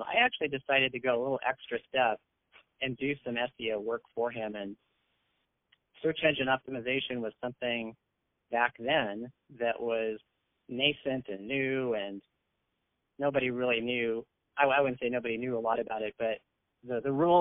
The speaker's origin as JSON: {"language": "English", "area": "San Francisco Bay Area peninsula", "region": "California", "country": "United States", "tie": "born or raised there", "said": "I actually was born in San Francisco. I'm a native Bay Arean, and I grew up on the peninsula in the San Francisco Bay Area"}